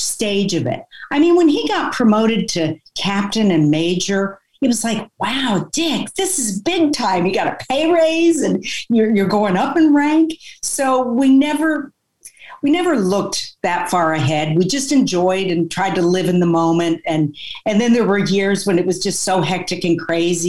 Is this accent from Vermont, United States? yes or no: yes; Vermont, United States; moved away; I grew up in Vermont